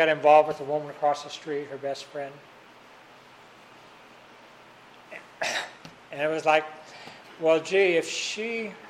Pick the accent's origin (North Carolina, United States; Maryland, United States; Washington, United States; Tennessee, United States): Washington, United States; Tacoma; moved away as an adult; also born or lived in Seattle, Washington / California; I grew up in Tacoma, Washington, and then I went to Seattle to school